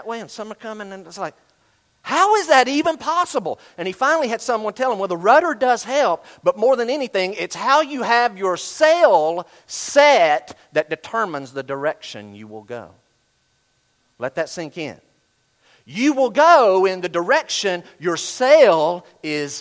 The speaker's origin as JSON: {"language": "English", "region": "Western North Carolina", "country": "United States", "tie": "born or raised there", "said": "I grew up in Western North Carolina."}